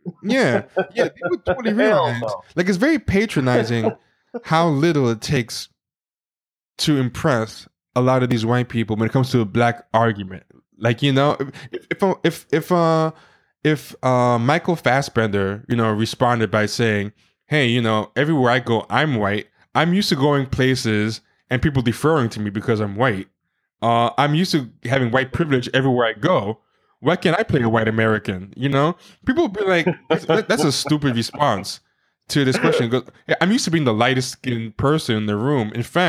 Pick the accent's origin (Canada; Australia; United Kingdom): United Kingdom; You know, in India, I'm black. In the black community, I'm dark-skinned. In America, I'm British.